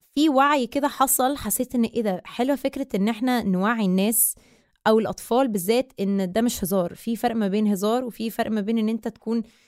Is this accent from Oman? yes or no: no; Egypt; أنا مصرية أه، من أم من الجبل الأسود باباي مصري ومامتي من مونتينيجرو